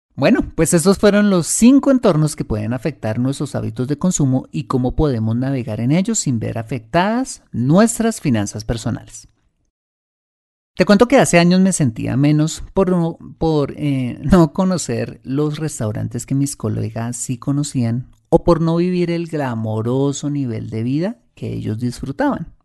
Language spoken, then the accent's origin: Spanish; Colombia; como latinos y más precisamente como colombianos